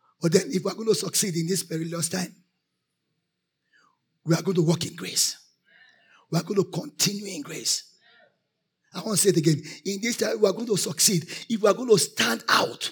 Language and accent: English; Nigeria; I am a Christian. Righteous before I'm a Nigerian